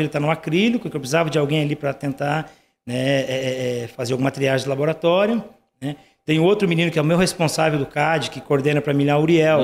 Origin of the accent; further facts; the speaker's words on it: Nova Cantu, Paraná, Brazil; now in Curitiba, Brazil; Eu sou do interior do Paraná